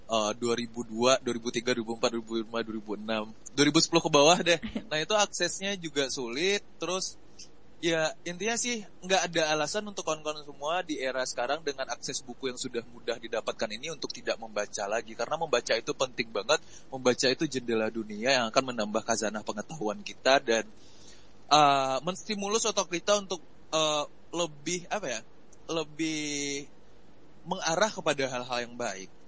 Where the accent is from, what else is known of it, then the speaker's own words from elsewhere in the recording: Pariaman, West Sumatra, Indonesia; Iya, aku orang Pariaman, Sumatera oh, Barat.